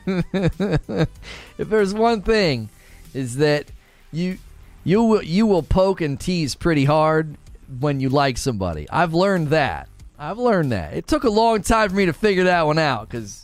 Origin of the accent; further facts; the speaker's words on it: United Kingdom; accent: British; It's called being a Brit. You know, it is funny. It is funny that the accent helps.